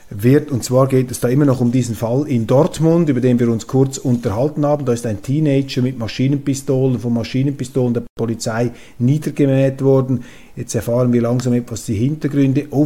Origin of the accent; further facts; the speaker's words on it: Switzerland; Und eigentlich müssten wir doch als Schweizer, auch als Schweizer Zeitungen, mit unseren eigenen Leuten versuchen, uns ein Bild zu machen